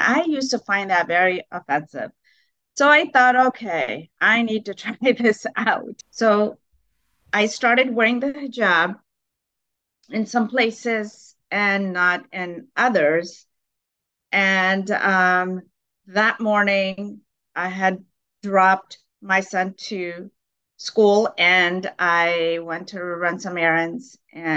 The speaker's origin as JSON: {"language": "English", "town": "Houston", "region": "Texas", "country": "United States", "tie": "born or raised there", "also_born_or_lived": "Pakistan / New York / Pennsylvania / Maryland", "said": "growing up in Houston, Texas, I really didn't think much about being a Muslim"}